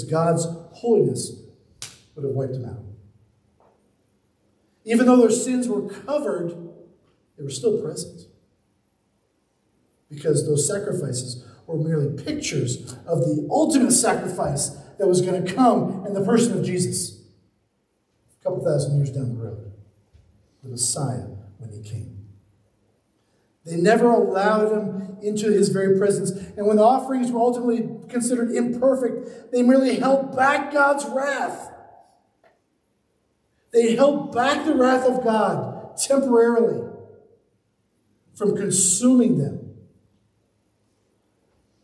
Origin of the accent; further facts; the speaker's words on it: Charleston, South Carolina, United States; I grew up in Charleston, South Carolina.